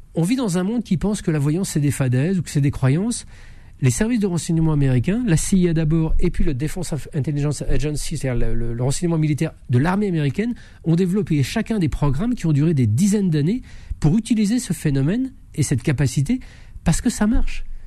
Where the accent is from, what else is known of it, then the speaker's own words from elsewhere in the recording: France; je suis né en, en France, dans un pays cartésien